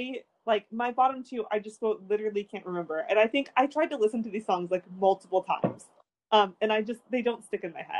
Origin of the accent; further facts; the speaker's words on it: United States; I'm an American